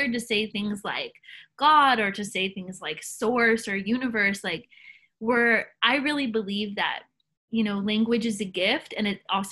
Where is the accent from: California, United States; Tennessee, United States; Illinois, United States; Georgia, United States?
Tennessee, United States; Nashville; I grew up in Tennessee, grew up in Nashville, Tennessee.